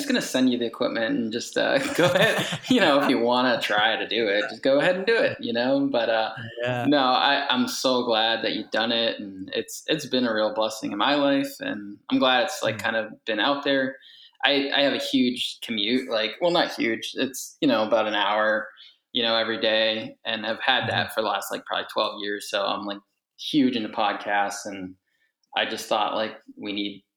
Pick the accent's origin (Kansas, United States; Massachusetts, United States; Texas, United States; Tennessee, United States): Massachusetts, United States; Leominster; I grew up in Leominster, Massachusetts, lived there basically my whole life